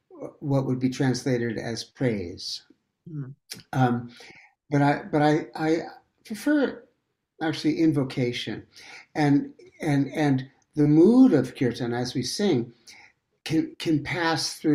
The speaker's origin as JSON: {"language": "English", "town": "New York City", "region": "New York", "country": "United States", "tie": "born or raised there", "said": "I grew up in Manhattan and in New York"}